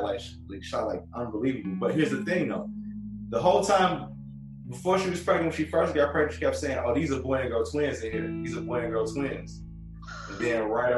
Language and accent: English; Chicago, Illinois, United States; moved away; also born or lived in Detroit; I'm from Chicago.